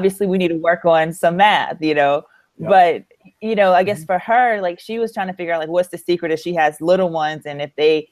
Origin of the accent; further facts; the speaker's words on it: Louisiana, United States; I'm from Louisiana